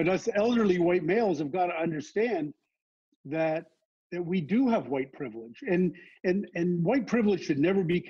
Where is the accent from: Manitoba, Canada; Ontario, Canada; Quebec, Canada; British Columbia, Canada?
Ontario, Canada; Toronto; in the blue collar growing up in Scarborough in the 1960s